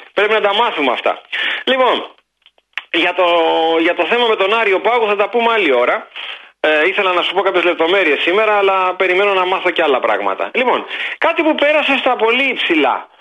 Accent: Greece; ένιωσα τη μεγαλύτερη ή μια από τις μεγαλύτερες ντροπέ σαν Έλληνας, νέο Έλληνας

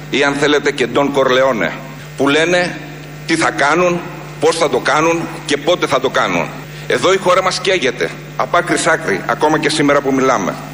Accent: Greece; ως Έλληνας πολίτης.

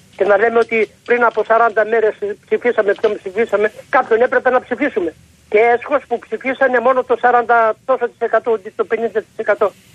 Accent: Trikala, Thessaly, Greece; Επάνω στο χωριό μου

